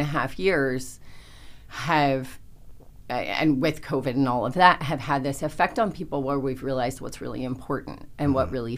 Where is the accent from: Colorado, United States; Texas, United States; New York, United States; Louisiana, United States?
New York, United States; New York City; moved away as an adult; now in South Florida, United States; I grew up in New York City. I had the best education. And moved to South Florida.